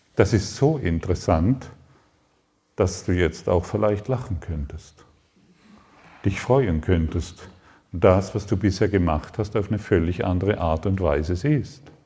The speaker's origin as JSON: {"language": "German", "town": "Allensbach", "region": "Baden-Württemberg", "country": "Germany", "tie": "born or raised there", "said": "Aufgewachsen in Allensbach am Bodensee, fünf Kühe, zehn Schwe drei Schweine"}